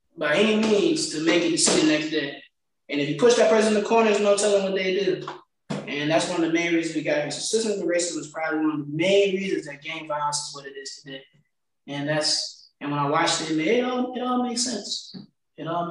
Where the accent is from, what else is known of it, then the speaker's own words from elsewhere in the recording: Farmville, Virginia, United States; my hometown